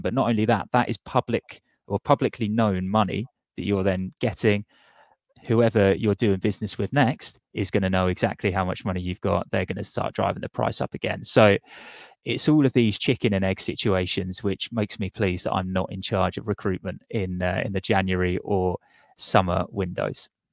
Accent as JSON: {"language": "English", "town": "Portsmouth", "region": "South East England", "country": "United Kingdom", "tie": "born or raised there", "said": "I grew up in Portsmouth"}